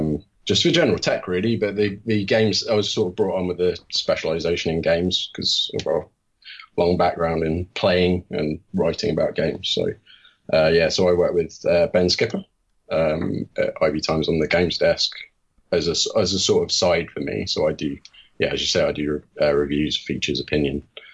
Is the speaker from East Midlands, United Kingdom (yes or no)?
yes; Leicester, East Midlands, United Kingdom; accent: Leicester; I'm originally from Leicester, so I've got a slight twang in my accent, which is kind of left over the years, but can't forget that I'm from the Midlands